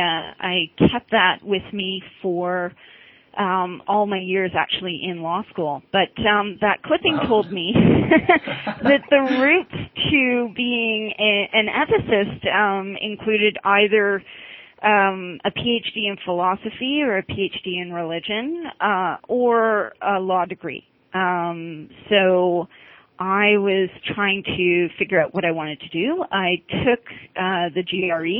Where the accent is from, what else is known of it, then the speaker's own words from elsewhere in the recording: Toronto, Ontario, Canada; I grew up in Toronto